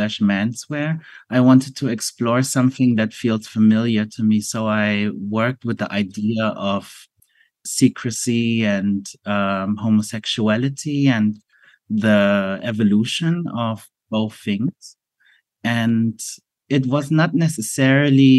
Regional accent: Germany; as a Asian person growing up in Germany

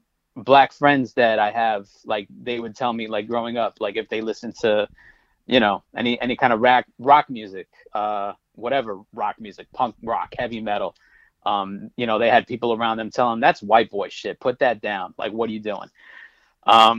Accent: Connecticut, United States; I grew up in Connecticut

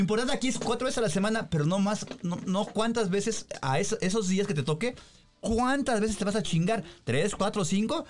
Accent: Colonia Federal, Mexico City, Mexico; Nosotros éramos de, ves que soy de la Federal

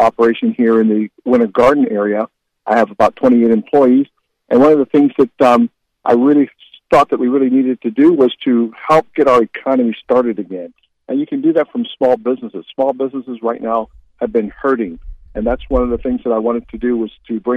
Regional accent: Columbus, Ohio, United States; now in Florida, United States; I was born in Columbus, Ohio. I moved here in 1987

